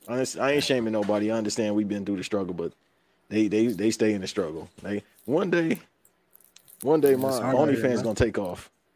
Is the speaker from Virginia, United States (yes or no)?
no; Los Angeles area, California, United States